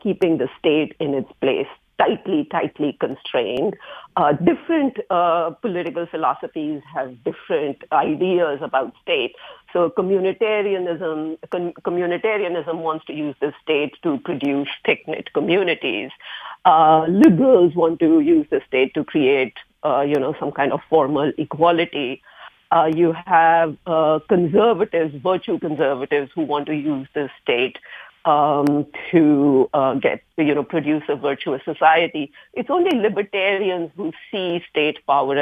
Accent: India; now in United States; I am originally from India, grew up in the heyday of Fabian socialism in India

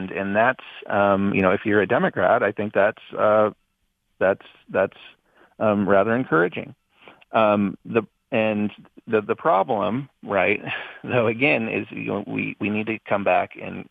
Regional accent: Montana, United States; my home state of Montana

